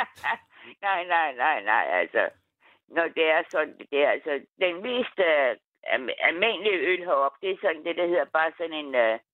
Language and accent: Danish; North Zealand, Capital Region of Denmark, Denmark; moved away as an adult; also born or lived in Nordvestkvarteret, Copenhagen; now in Thisted, Denmark; jeg er oprindelig fra Nordsjælland, men uh, jeg flyttede til Tiste med min mand for mange år siden.